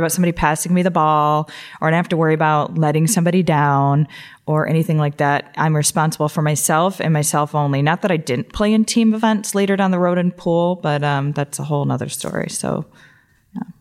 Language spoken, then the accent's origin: English; Toledo, Ohio, United States; also born or lived in Columbus, Ohio; I grew up in Toledo, Ohio, and I, um, went to, I graduated from Whitmer High School